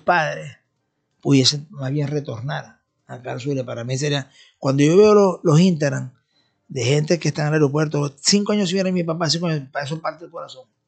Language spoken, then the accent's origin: Spanish; Venezuela; nosotros por ejemplo como venezolanos